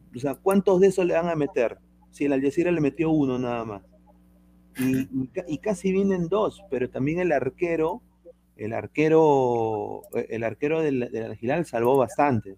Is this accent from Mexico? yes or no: no; Peru; Yo, yo soy peruano